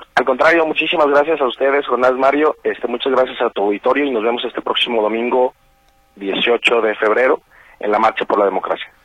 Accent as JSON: {"language": "Spanish", "country": "Mexico", "said": "lo que nos toca a nosotros como como mexicanos"}